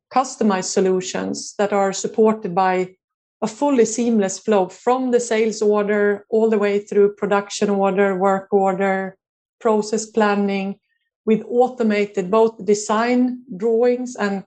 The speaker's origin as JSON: {"language": "English", "country": "Sweden", "tie": "born or raised there", "also_born_or_lived": "United States", "said": "my hometown in Sweden"}